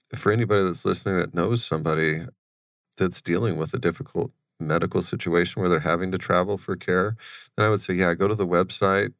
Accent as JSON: {"language": "English", "town": "Wickenburg", "region": "Arizona", "country": "United States", "tie": "born or raised there", "said": "we grew up in Wickenburg"}